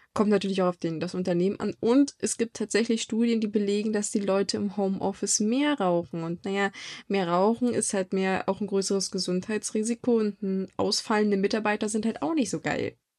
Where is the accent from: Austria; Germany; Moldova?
Germany; bei uns in Deutschland